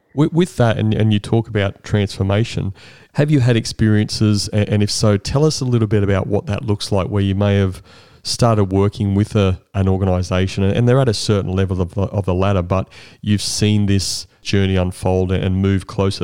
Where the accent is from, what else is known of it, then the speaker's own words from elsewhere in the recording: Brisbane, Queensland, Australia; I grew up in Brisbane